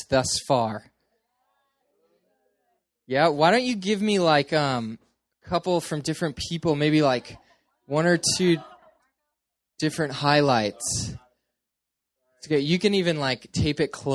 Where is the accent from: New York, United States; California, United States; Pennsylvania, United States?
California, United States; Petaluma; moved away; I am originally from Northern California, a place called Petaluma